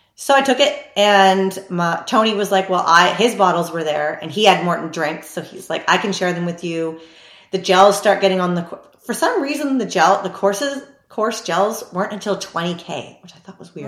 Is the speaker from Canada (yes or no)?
yes; Canada; I am Canadian